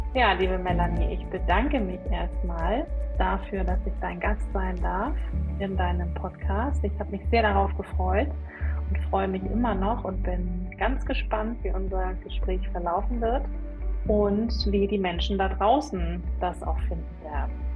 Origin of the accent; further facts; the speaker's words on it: Hamburg, Germany; moved away as an adult; now in Ellerbek, Germany; ich komme ursprünglich aus Hamburg